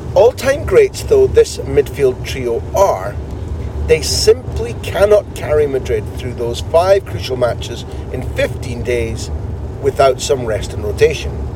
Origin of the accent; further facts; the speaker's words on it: Aberdeen, Scotland, United Kingdom; moved away; I'm Scottish.